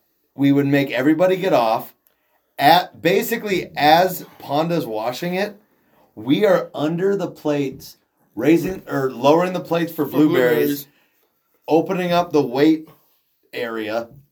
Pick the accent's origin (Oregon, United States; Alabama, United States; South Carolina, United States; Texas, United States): Oregon, United States; Yamhill County; born or raised there